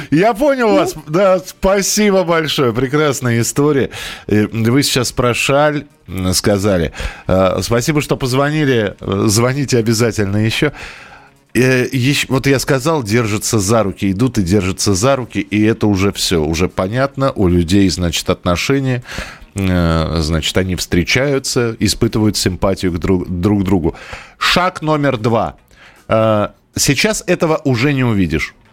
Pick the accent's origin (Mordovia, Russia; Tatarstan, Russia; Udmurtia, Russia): Mordovia, Russia; Saransk; Но я из Саранска, а она из Нижнего Новгорода.